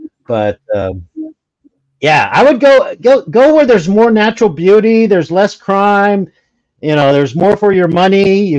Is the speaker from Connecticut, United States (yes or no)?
no; California, United States; moved away; I grew up in California